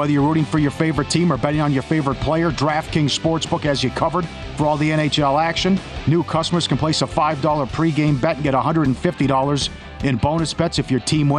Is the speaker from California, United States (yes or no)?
no; Minnesota, United States; moved away; I'm from Minnesota